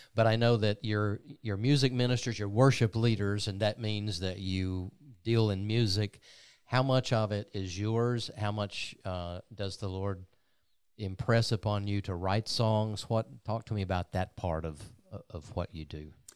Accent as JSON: {"language": "English", "town": "LaFayette", "region": "Georgia", "country": "United States", "tie": "born or raised there", "said": "North Georgia, a little town called Lafayette"}